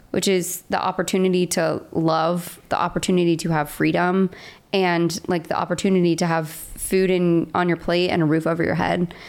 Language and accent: English; West Palm Beach, Florida, United States; moved away as an adult; also born or lived in Nashville; I grew up in West Palm Beach, Florida